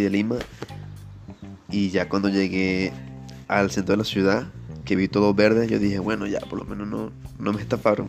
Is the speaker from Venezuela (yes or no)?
yes; Venezuela; moved away as an adult; now in Peru; yo soy venezolano este, y me mudé acá a Perú en 2018